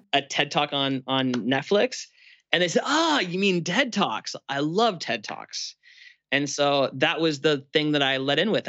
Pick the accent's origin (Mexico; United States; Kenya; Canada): Canada; I'm Canadian and it's cold in Canada for Christmas